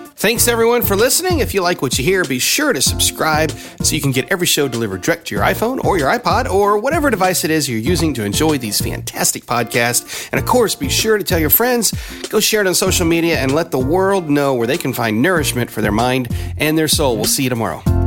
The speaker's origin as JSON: {"language": "English", "region": "Tennessee", "country": "United States", "tie": "born or raised there", "also_born_or_lived": "Georgia / Oklahoma", "said": "I grew up in the South. I was born in Georgia. And except for the seven years that we lived in Oklahoma and the time that I was in college, the rest of my life has pretty much been in Tennessee."}